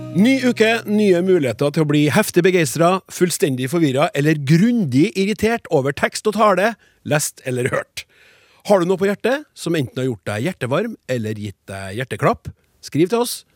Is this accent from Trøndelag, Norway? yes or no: yes; Trøndelag, Norway; vi trøndere